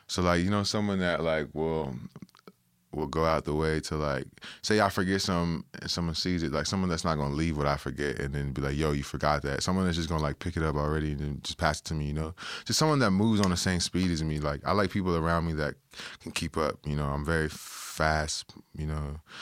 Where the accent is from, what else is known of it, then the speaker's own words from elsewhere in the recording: Toronto, Ontario, Canada; a Toronto, you know, kid that was born and raised in Toronto